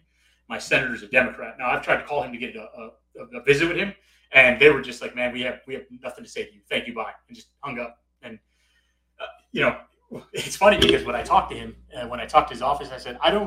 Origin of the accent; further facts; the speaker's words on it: Chicago, Illinois, United States; now in Corpus Christi area, Texas, United States; I grew up in Chicago